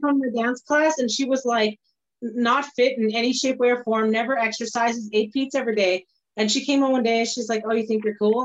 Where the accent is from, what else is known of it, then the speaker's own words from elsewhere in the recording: Scotland, United Kingdom; I'm Scottish